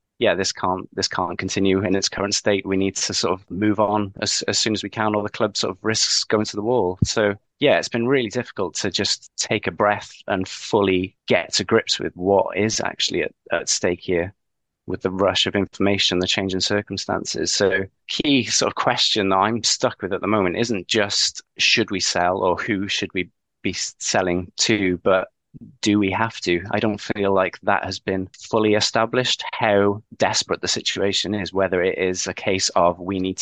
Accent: Newport, Wales, United Kingdom; growing up in Newport in sort of early 90s

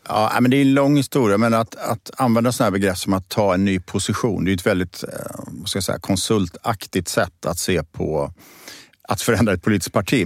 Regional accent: Borås, Västra Götaland, Sweden; moved away as an adult; also born or lived in Gothenburg; now in Stockholm, Sweden; jag är född och uppvuxen i Borås, i Teko-Sverige

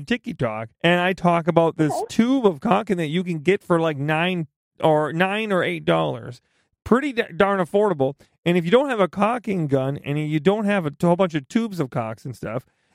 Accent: Midwest, United States; I just am from the Midwest, so everything, it just sounds bad. My accent doesn't make this better

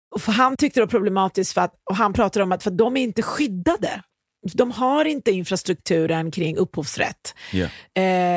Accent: Iran; now in Sweden; Jag kommer från Iran

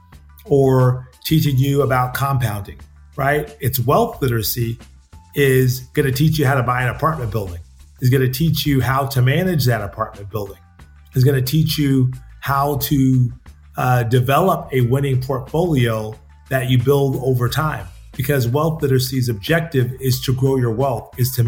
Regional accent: Seaside, California, United States; my hometown of Seaside

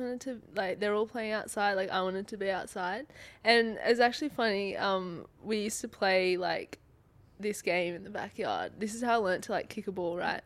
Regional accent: Sydney, New South Wales, Australia; moved away as an adult; now in Perth, Australia; I'm from Sydney

